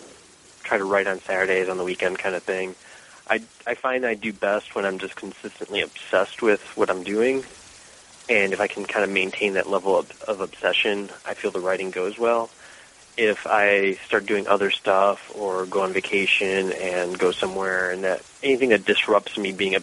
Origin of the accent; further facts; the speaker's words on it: Cleveland, Ohio, United States; moved away as an adult; now in Washington, United States; I am from Cleveland, Ohio. So Midwestern, and let's see, I moved here in 99